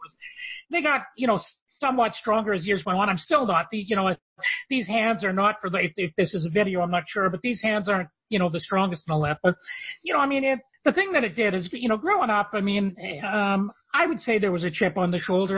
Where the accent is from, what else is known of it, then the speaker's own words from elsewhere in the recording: Canada; I'm from Canada